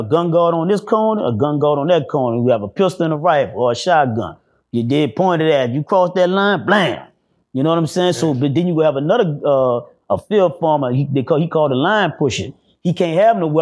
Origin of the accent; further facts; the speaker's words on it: New Orleans, Louisiana, United States; I'm from New Orleans